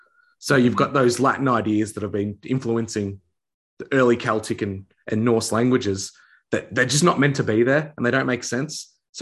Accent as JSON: {"language": "English", "country": "Australia", "said": "as an Australian"}